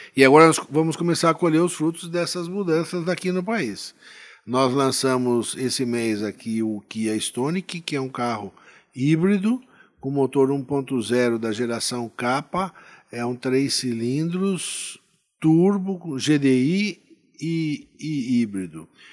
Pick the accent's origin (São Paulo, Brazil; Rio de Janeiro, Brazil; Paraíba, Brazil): São Paulo, Brazil; Itu; minha terra natal, que é Itu, né? A gente nasci aqui, moro aqui, pretendo continuar minha vida aqui